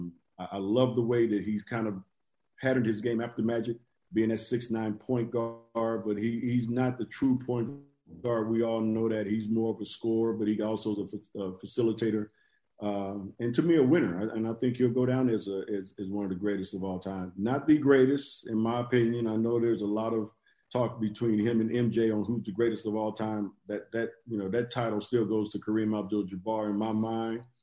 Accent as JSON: {"language": "English", "town": "Inglewood", "region": "California", "country": "United States", "said": "I'm from Englewood too"}